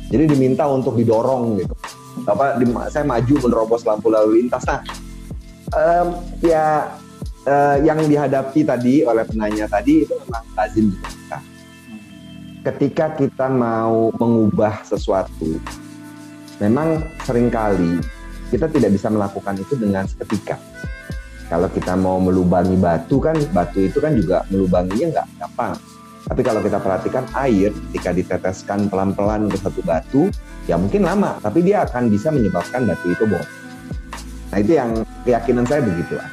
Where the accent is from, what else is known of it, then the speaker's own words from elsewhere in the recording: West Java, Indonesia; saya yang berasal dari Sunda, saya kan lama di, di, di Jawa Barat ya.